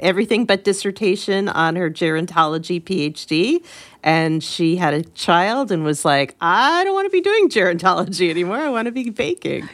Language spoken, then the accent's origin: English; Connecticut, United States; I grew up in Connecticut